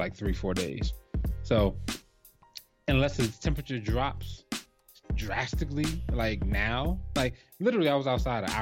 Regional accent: New Jersey, United States; also born or lived in Minnesota; now in Atlanta, United States; we're from Jersey, so. And I lived in Minnesota, so I grew up around snow

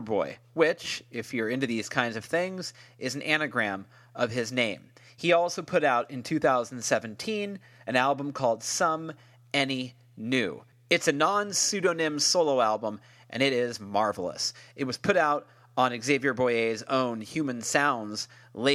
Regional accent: United States; I'm not French, I'm American

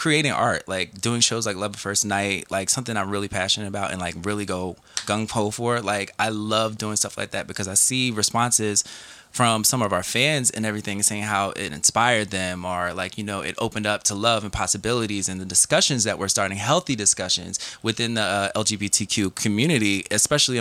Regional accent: New Jersey, United States; I'm from Jersey. I'm a Jersey kid.

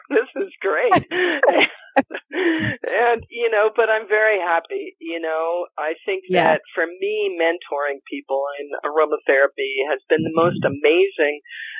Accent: Colorado, United States; also born or lived in Sedona / Santa Fe / California / Washington State; I'm from Colorado, but I've traveled the world and I've lived also in Sedona. I've lived in Santa Fe. And I've lived in different parts of California and Washington State and the Virgin Islands and Canada.

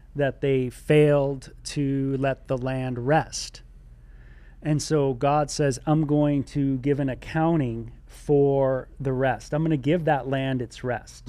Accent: California, United States; I'm from California

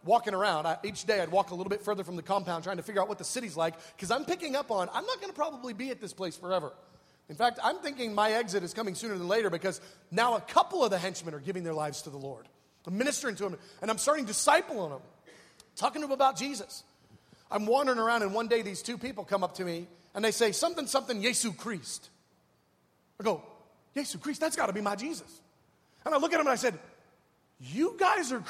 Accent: United States; I'm a missionary from America.

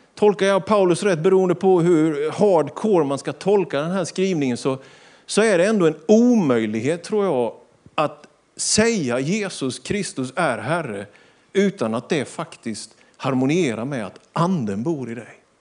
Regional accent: Sweden; Vi är svenskar, vi bor i Sverige

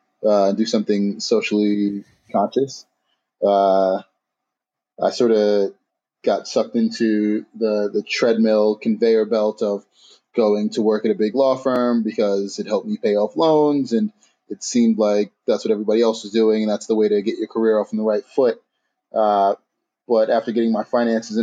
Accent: New York City, New York, United States; now in Detroit, United States; I'm from Harlem.

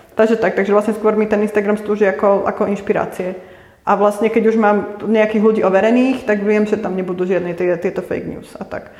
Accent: Prievidza, Trenčín Region, Slovakia; moved away as an adult; also born or lived in Bratislava; now in Prague, Czech Republic; u nás v Prievidzi

